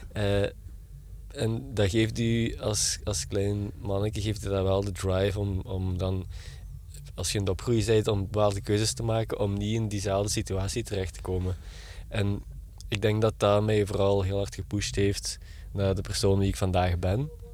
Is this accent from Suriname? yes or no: no; Genk, Flanders, Belgium; accent: light Limburg accent; ik ben geboren in Genk, Limburg zoals je wel kunt horen in mijn, eh, mijn eh, vrij licht accent.